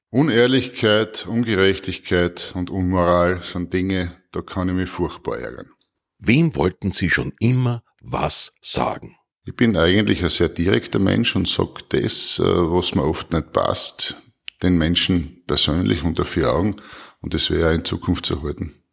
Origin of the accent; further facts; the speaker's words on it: Styria, Austria; Ja, erstens einmal natürlich in meiner Heimatregion im Murtal.